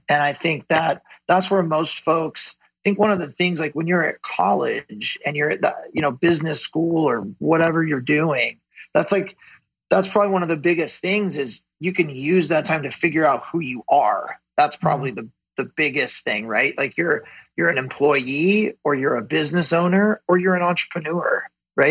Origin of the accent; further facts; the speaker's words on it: Ventura, California, United States; I grew up in Ventura, um, which is a small coastal town just south of Santa Barbara here in Southern mm-hmm. California